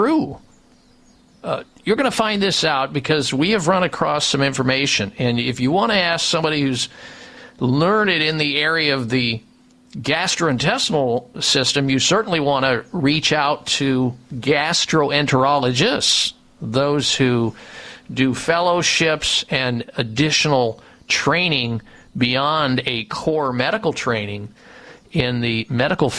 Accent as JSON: {"language": "English", "region": "Midwest", "country": "United States", "tie": "born or raised there", "said": "I grew up in the Midwest"}